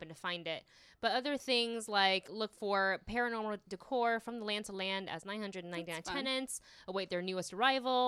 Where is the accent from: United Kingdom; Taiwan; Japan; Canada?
Taiwan; now in United States; I'm Taiwanese and I grew up in Taiwan